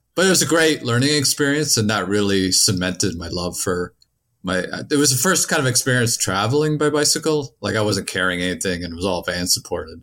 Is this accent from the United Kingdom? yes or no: no; Canada; I come from Canada